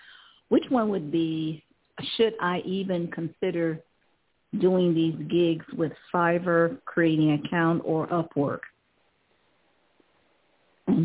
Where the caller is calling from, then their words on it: Ohio, United States; Calling from Ohio.